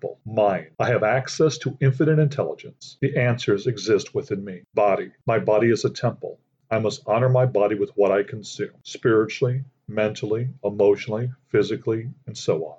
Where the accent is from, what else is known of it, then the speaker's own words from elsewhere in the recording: Aurora, Illinois, United States; I grew up in Aurora, Illinois, a large city about 45 minutes west of Chicago. I have lived there the majority of my life